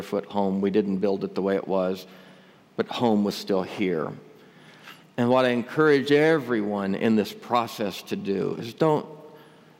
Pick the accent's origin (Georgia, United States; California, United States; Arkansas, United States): Arkansas, United States; Northeast; I grew up over in Northeast Arkansas, Tornado Alley